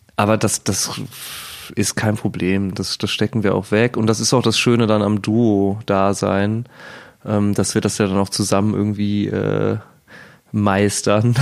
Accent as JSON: {"language": "German", "town": "Cologne", "region": "North Rhine-Westphalia", "country": "Germany", "moved": "yes", "lives_now": "Berlin, Germany", "said": "wir sind Kölsche Jungs"}